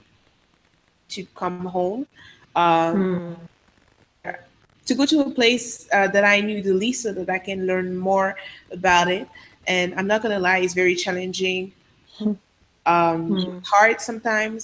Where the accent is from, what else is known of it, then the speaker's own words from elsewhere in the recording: Côte d’Ivoire; first language Sango; English is a second language; also born or lived in Paris, France; now in Dakar, Senegal; I was born in Paris, but I grew up in Côte d'Ivoire for the most part of my life before going back to Paris again.